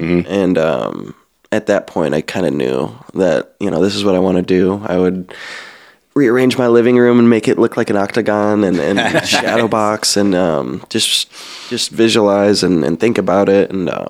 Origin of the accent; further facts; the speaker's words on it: Midwest, United States; growing up in the Midwest, it was MMA was huge, but it was more of like a bro sport